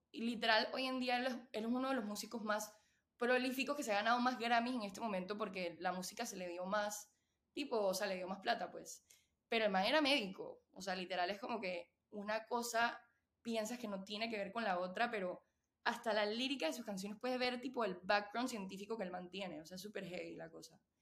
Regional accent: Panama; moved away as an adult; also born or lived in Venezuela / Austin, Texas; soy venezolana panameña. Eh, la mayoría de, mi vida he vivido en Panamá

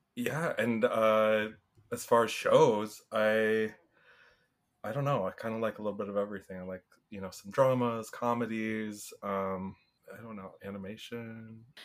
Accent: Seattle, Washington, United States; moved away as an adult; now in New York City, United States; I'm originally from Seattle, Washington area, but have lived in New York City now for seven and a half years

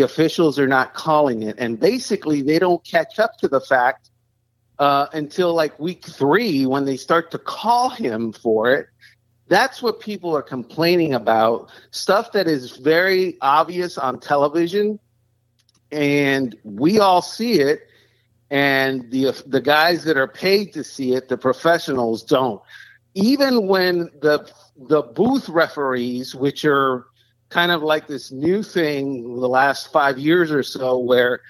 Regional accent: Cuba; now in Miami, United States; I was born in Cuba

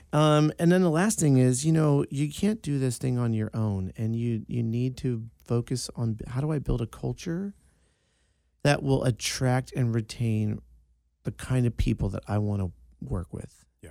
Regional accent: East Coast, United States; moved away; I'm from the East Coast. It's a small Sicilian family.

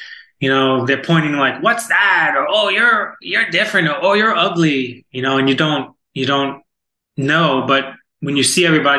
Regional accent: Florida, United States; also born or lived in New York / Virginia Beach; I'm from Florida, originally from New York, well, born in Virginia Beach

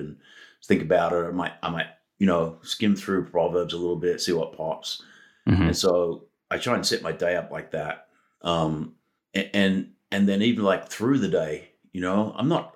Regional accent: Australia; moved away; my, heritage of growing up in Australia

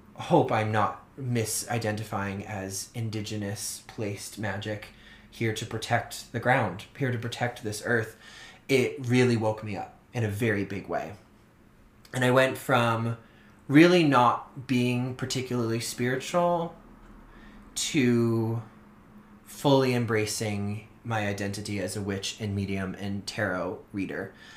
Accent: Orleans, Massachusetts, United States; growing up on Cape Cod in Massachusetts

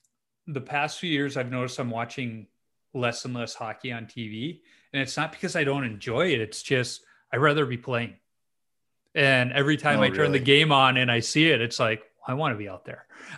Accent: Chicago, Illinois, United States; I grew up in Chicago.

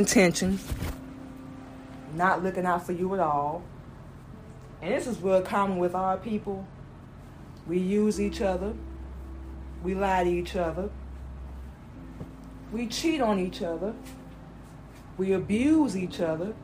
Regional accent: Florida, United States; also born or lived in Georgia; we grew up in Florida. We were born in Georgia. We moved to Florida. We were about one. Grew up there.

